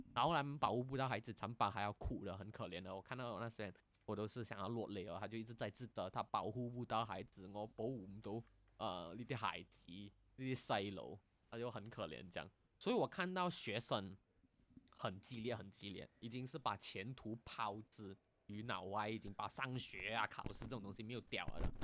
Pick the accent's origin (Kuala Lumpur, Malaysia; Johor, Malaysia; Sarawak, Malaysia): Kuala Lumpur, Malaysia; now in Singapore; 因为我们吉隆坡人是会讲香港话的嘛，所以，不，是会讲广东话的嘛